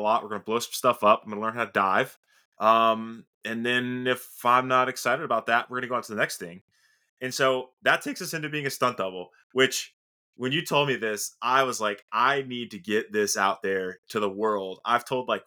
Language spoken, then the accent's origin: English; Sarasota, Florida, United States; I was born and raised in Sarasota, Florida